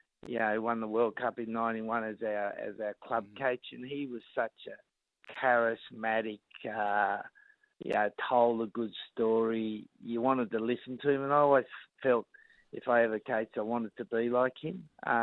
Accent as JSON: {"language": "English", "town": "Sydney", "region": "New South Wales", "country": "Australia", "tie": "born or raised there", "said": "I was brought up in La Perouse, which is probably the spiritual home of the Rabbitohs."}